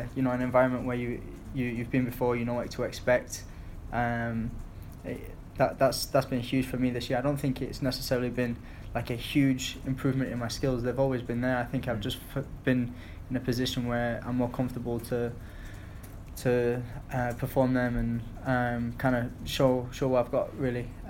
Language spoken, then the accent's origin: English; Bolton, North West England, United Kingdom; also born or lived in Stoke-on-Trent; I was born there. I grew up in Bolton